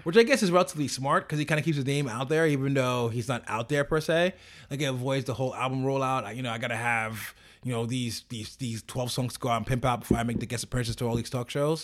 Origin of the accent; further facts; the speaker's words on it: New York, United States; as a New Yorker